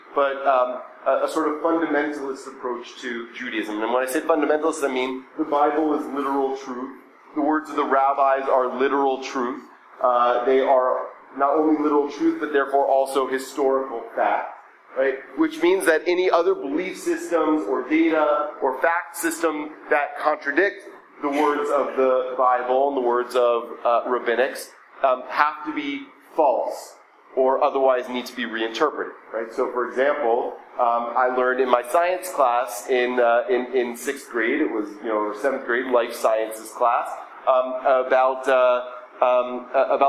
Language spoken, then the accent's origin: English; Atlanta, Georgia, United States; So I was born in 1983. I grew up going to an Orthodox Jewish day school in Atlanta called the Greenfield Hebrew Academy.